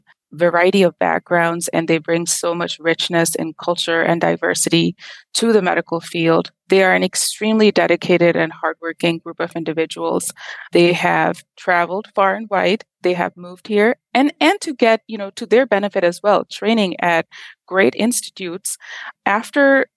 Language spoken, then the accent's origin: English; Pakistan; moved away as an adult; now in United States; I'm originally from Pakistan. I went to medical school at the Aga Khan University